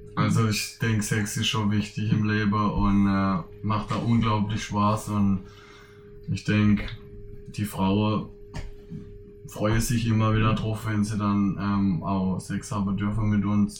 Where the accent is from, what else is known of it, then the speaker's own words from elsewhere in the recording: Königsbach, Baden-Württemberg, Germany; also born or lived in Ersingen; klar bin ich aus Königsbach, aber inzwischen bin ich auch Ersinger